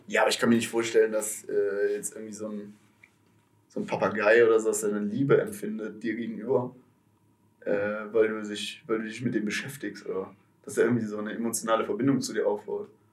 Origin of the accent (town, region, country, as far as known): Aachen, North Rhine-Westphalia, Germany; born or raised there